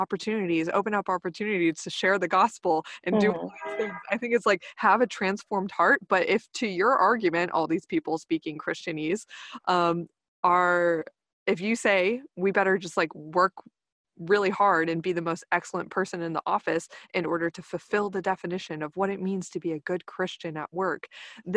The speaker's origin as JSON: {"language": "English", "region": "Texas", "country": "United States", "tie": "born or raised there", "said": "growing up in Texas and the Bible Belt"}